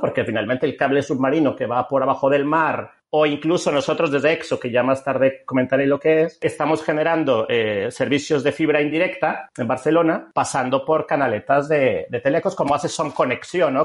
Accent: Mexico; moved away as an adult; also born or lived in Germany; now in Vic, Spain; soy un mexicano que llegó a Vic en el año en que, se fundó Gifinet

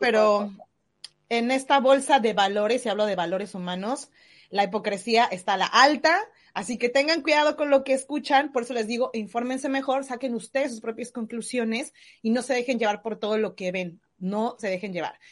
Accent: Mexico; now in New Zealand

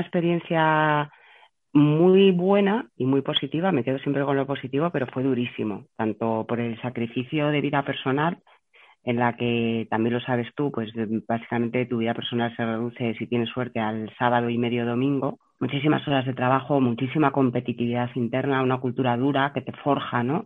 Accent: Burgos, Castile and León, Spain; moved away as an adult; also born or lived in Madrid; había estado toda mi infancia en Burgos

